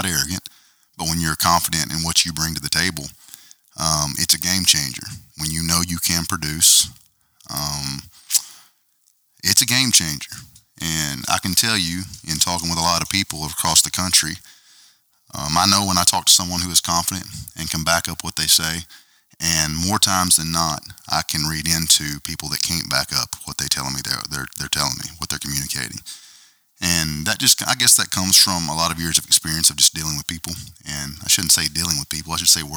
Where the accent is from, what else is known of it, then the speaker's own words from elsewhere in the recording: Arkansas, United States; I am from Arkansas